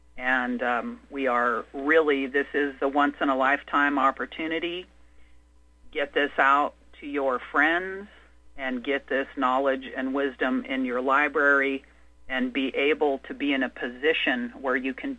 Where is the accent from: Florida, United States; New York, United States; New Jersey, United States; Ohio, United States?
New Jersey, United States; Are you from Jersey? I'm from Jersey.